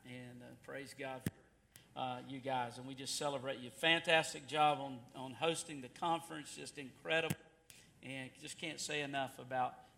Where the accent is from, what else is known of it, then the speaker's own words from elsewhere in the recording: Goldsboro, North Carolina, United States; accent: Southern; I am from the good old South, the Bible Belt